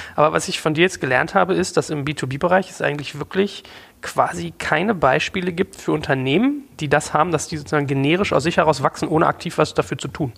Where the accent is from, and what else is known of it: Germany